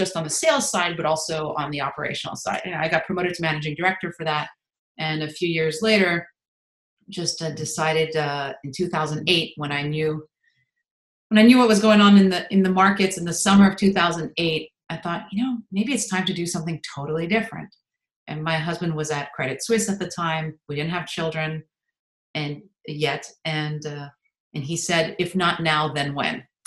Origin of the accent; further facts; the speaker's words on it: Montreal, Quebec, Canada; moved away; I'm originally from Montreal